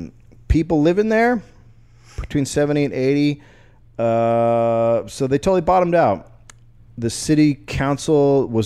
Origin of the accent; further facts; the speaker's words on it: Pittsburgh, Pennsylvania, United States; I'm from Pittsburgh. All of our rivers are on fire.